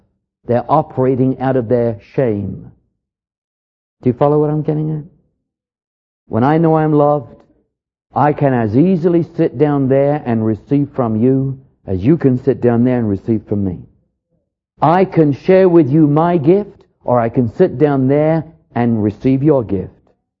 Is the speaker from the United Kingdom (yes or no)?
yes; England, United Kingdom; moved away; When I came over here from England, they introduced me to what I considered to be near suicide.